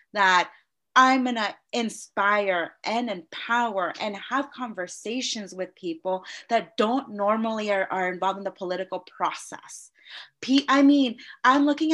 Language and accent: English; Novato, California, United States; I grew up in Novato